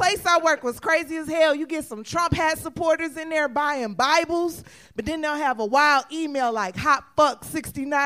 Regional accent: Detroit, Michigan, United States; moved away as an adult; now in Austin, United States; I'm actually from Detroit

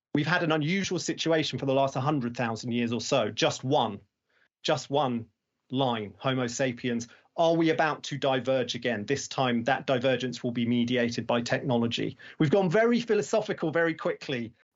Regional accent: United Kingdom; now in London, United Kingdom; I'm here in London. I, I, you know, I'm, I'm very British

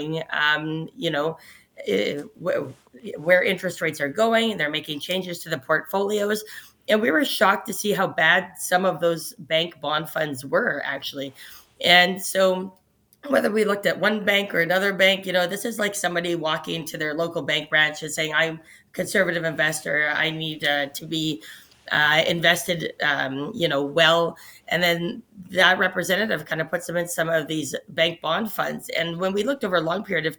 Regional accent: Canada; us as Canadians here.

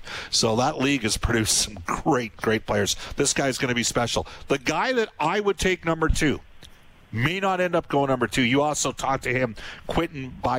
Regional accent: Western Canada, Canada; I'm from Western Canada

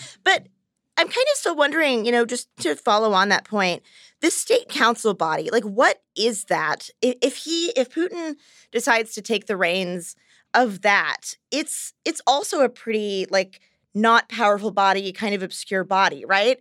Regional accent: United States; I'm American

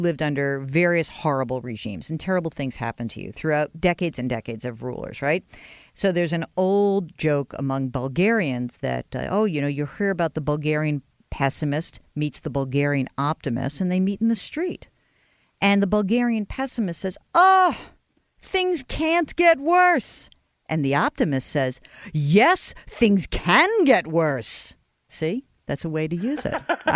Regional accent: New York, United States; I am a Jew from New York

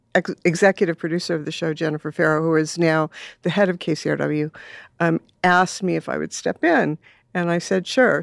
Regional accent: Los Angeles, California, United States; I grew up in Silver Lake mm-hmm. in the 60s, a very, very, very different place.

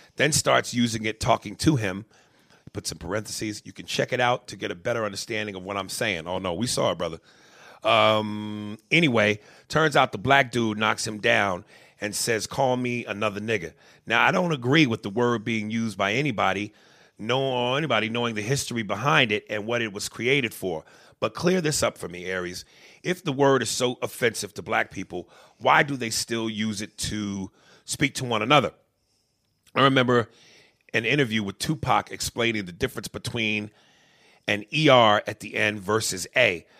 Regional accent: New York, United States; moved away; also born or lived in New Jersey; I grew up in a poor uh, place where there were a lot of other poor black people and Hispanics. Um, but I also didn't grow up like the Cosbys. I didn't grow up with a white picket fence and in the suburbs. You know, I later went into that as we moved away from New York and into Jersey

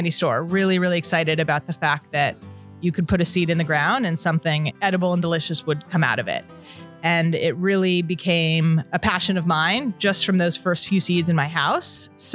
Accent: Beverly Hills, California, United States; I grew up in Los Angeles, Beverly Hills specifically

